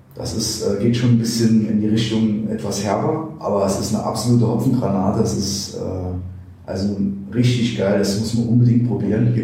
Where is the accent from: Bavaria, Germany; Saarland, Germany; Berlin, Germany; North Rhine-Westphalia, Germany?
Saarland, Germany; Neunkirchen; ich bin ja in Neunkirchen geboren, hier aufgewachsen